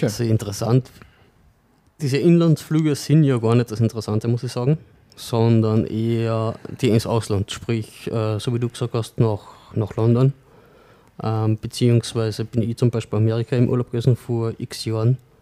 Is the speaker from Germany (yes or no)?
no; Sankt Veit an der Glan, Carinthia, Austria; gebürtig aus St. Veit, beziehungsweise aktuell im Klangfahrtshaus